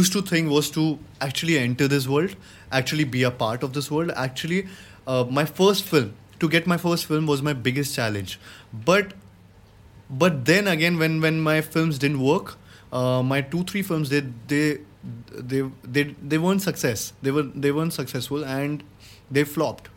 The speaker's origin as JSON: {"language": "English", "town": "Gwalior", "region": "Madhya Pradesh", "country": "India", "tie": "born or raised there", "moved": "as an adult", "lives_now": "Mumbai, India", "said": "I had gone to Gwalior, my hometown"}